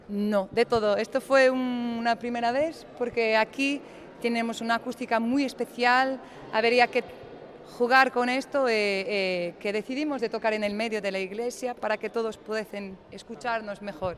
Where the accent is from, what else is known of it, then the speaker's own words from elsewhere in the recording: Porto, Norte, Portugal; Spanish is a second language; somos de Oporto, eh, somos del norte de Portugal